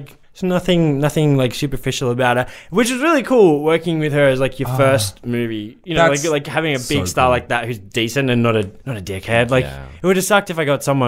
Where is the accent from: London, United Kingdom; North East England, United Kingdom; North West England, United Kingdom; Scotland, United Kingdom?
London, United Kingdom; When I grew up in South London in the UK